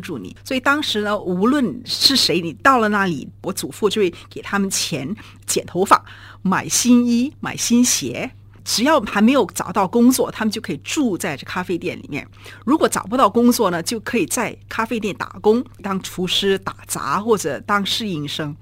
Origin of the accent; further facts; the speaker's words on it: Singapore; 我们现在已经是，呃，从移民到了公民，我们现在都是土生土长的新加坡人了